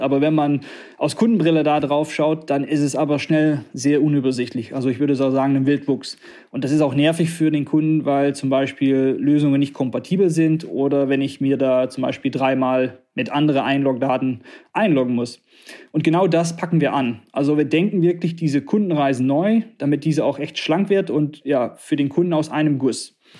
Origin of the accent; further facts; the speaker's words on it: Netherlands; also born or lived in southern Germany; now in Harsewinkel, Germany; als Niederländer